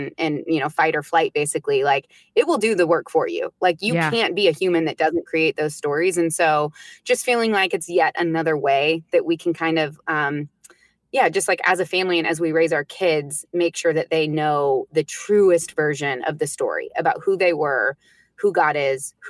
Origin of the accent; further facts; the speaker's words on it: United States; first language English; I'm American. I speak English as my first language